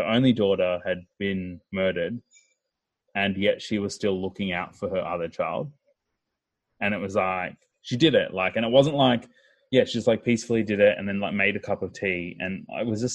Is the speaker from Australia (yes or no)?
yes; Melbourne, Victoria, Australia; We grew up in Bentley